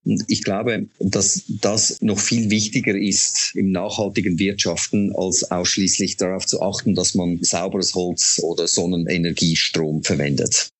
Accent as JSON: {"language": "German", "country": "Switzerland", "tie": "born or raised there", "moved": "yes", "said": "Sie hören ja an meiner Stimme, ich komme nicht aus Deutschland gebürtig, sondern ich bin Schweizer"}